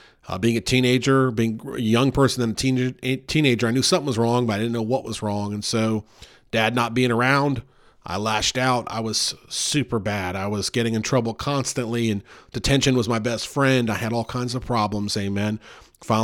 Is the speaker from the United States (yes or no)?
yes; Louisville, Kentucky, United States; born there; I was born in Louisville, Kentucky, January 1st, 1980.